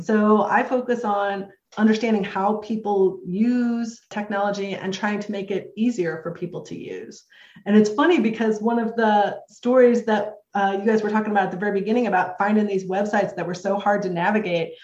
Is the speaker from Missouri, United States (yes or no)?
yes; St. Louis, Missouri, United States; also born or lived in Jacksonville, Florida; I'm from St. Louis, Missouri. My home group in St. Louis is the Nick of Time group